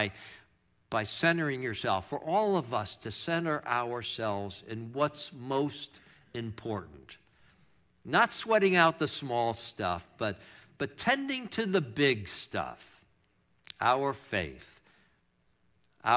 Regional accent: New York, United States; moved away; I'm from New York, and I can't say ERs

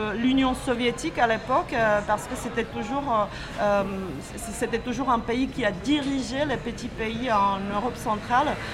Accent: Czechia; French is a second language; now in France; je viens de la République tchèque

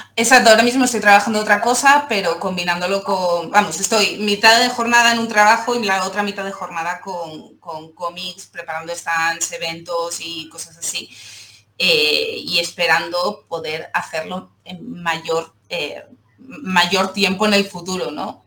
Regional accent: Seville, Andalusia, Spain; now in Barcelona, Spain; vivo en Barcelona, pero soy sevillana

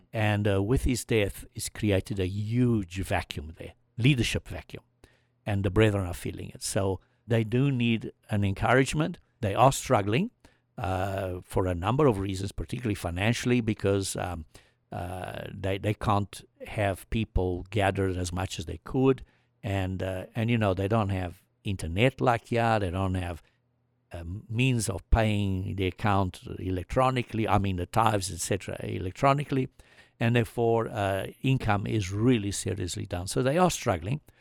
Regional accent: South Africa; moved away; I came from South Africa

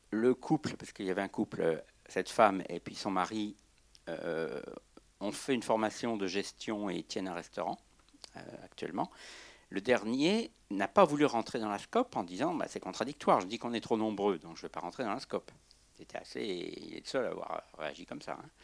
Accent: Brittany, France; Euh, je viens de Bretagne, là, j'étais quatre jours en projection en Bretagne.

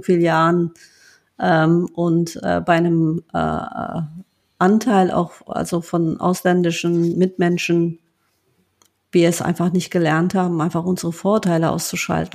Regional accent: Rheinberg, North Rhine-Westphalia, Germany; also born or lived in Duisburg; ich bin in Duisburg geboren ähm, als ich ähm, ähm, acht Jahre alt war, ähm, ähm, hatte mein Vater einen, einen Unfall, wurde querschnittsgelähmt und wir sind dann aus Duisburg weggezogen in einen kleines, kleinen Ort namens Rheinberg, ähm, wo fast jeder jeden kennt ähm, äh, und bin dort ähm, aufgewachsen

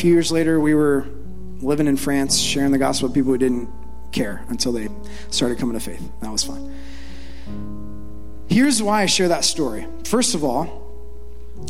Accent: Ohio, United States; when I was a kid, I grew up in Ohio

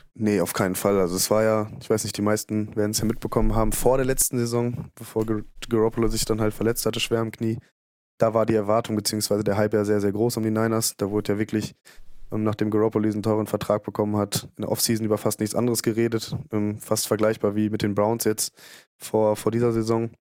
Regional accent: Bielefeld, North Rhine-Westphalia, Germany; ich komme aus Bielefeld

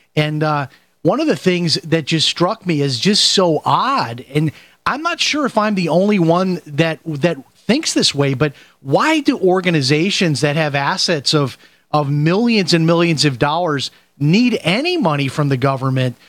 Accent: Chicago, Illinois, United States; moved away as an adult; now in Florida, United States; I'm from Chicago, and I grew up at 79th and Harlem I lived there till I went to college.

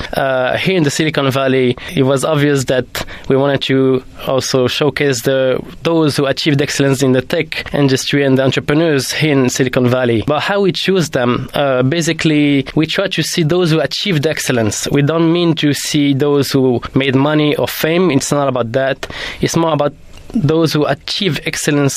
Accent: Morocco; moved away as an adult; also born or lived in France / London; I grew up in Morocco till the age of 20

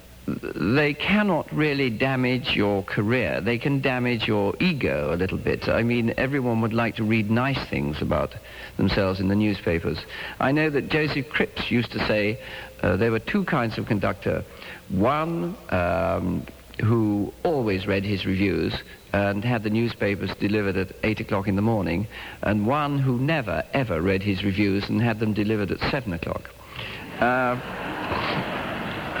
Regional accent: England, United Kingdom; now in United States; being an Englishman in America

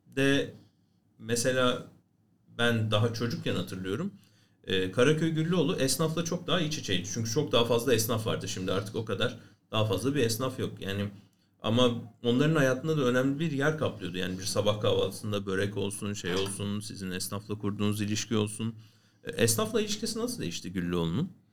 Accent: Istanbul, Turkey; benim de çocukluğum bütün doğumam büyümem İstanbul'da geçtiği için

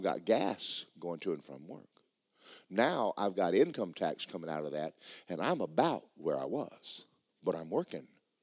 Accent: Georgia, United States; I'm from Georgia

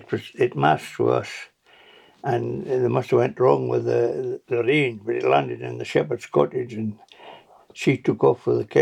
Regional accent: Gretna, Scotland, United Kingdom; moved away as an adult; now in Tobermory, United Kingdom; we moved from Gretna Green to Gretna and got a three-bedroom council of what it was.

